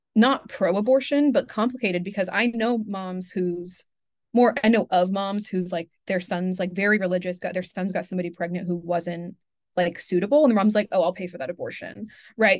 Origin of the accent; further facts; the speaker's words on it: Pacific Northwest, United States; I'm from the Pacific Northwest